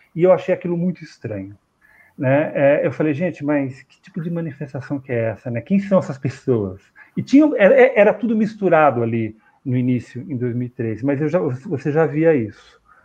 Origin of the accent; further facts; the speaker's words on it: São Paulo, Brazil; eu sou de São Paulo